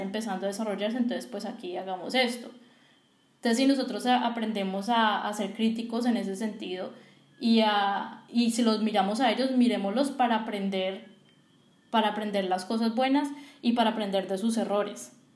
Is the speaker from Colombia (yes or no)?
yes; Colombia; Y nosotros como colombianos y como industria colombiana